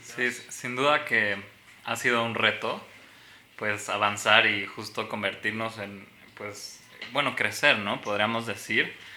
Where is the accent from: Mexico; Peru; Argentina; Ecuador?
Mexico; nos forma como mexicanos